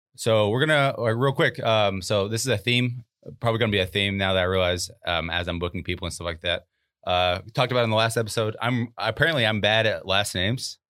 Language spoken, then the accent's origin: English; Arkansas, United States; moved away as an adult; now in Florida, United States; growing up in Arkansas